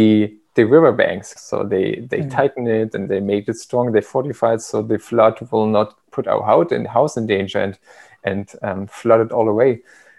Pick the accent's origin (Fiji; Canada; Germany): Germany; big flooding in Germany and the house. So what happened was the military was setting up a camp in my hometown because one of the bigger rivers is close by.